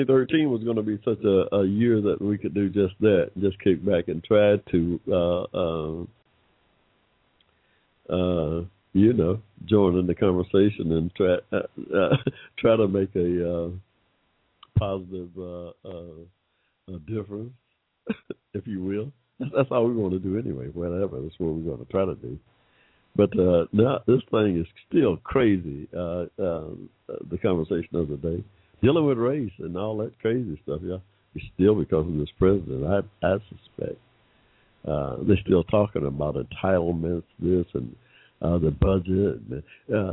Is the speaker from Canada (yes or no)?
no; Georgia, United States; Here in Georgia, my home state